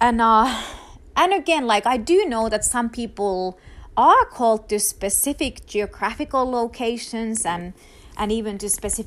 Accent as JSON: {"language": "English", "country": "Finland", "tie": "born or raised there", "first_language": "Finnish", "second_language": "English", "moved": "yes", "said": "Finland, my home country"}